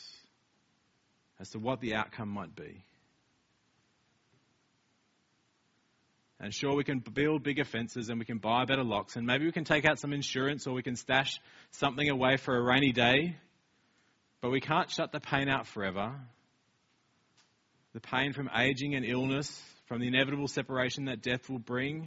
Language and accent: English; Australia; now in Wellington, New Zealand; we're Australian